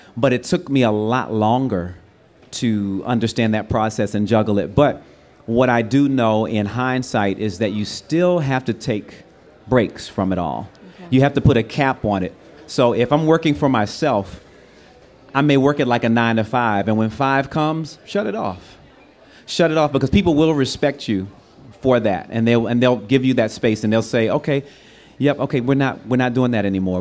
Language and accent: English; Washington, District of Columbia, United States; moved away as an adult; now in Los Angeles, United States; I was from DC coming out to LA.